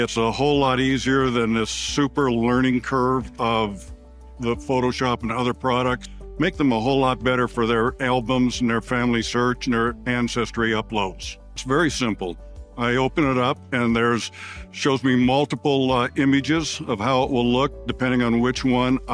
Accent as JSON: {"language": "English", "town": "Sequim", "region": "Washington", "country": "United States", "said": "I'm from Squim, Washington"}